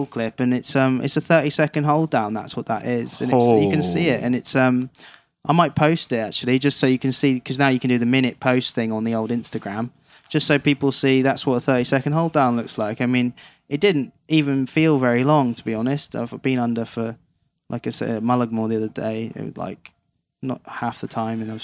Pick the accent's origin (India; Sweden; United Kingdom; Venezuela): United Kingdom; England; I'm from England